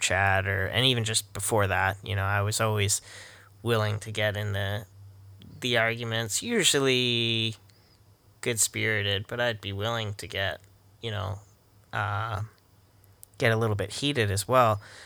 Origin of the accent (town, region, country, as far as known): Canada